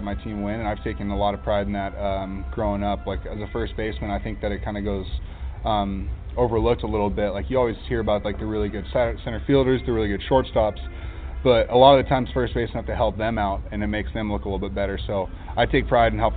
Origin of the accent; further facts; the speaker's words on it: Huntington Beach, California, United States; I come from Huntington Beach